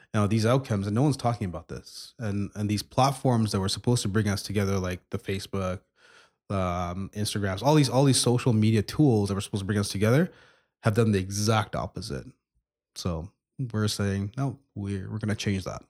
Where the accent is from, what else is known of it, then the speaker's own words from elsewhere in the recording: Montreal, Quebec, Canada; now in Edmonton, Canada; I grew up in, I grew up in Montreal for, for a number of years, moved to, to Edmonton in the mid-nineties, went to school here